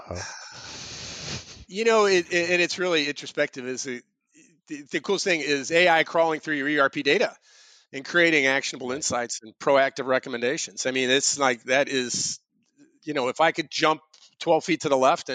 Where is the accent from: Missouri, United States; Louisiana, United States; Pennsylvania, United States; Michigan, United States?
Missouri, United States; St. Louis; I grew up in St. Louis and I was an Eagle Scout